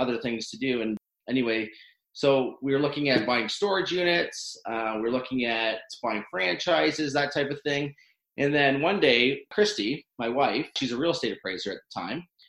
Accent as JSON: {"language": "English", "town": "Owen Sound", "region": "Ontario", "country": "Canada", "tie": "born or raised there", "said": "I grew up in Owen Sound, small town in Ontario"}